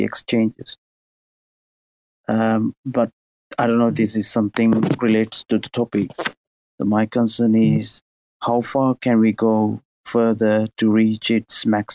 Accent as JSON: {"language": "English", "country": "Sri Lanka", "said": "I'm from Sri Lanka"}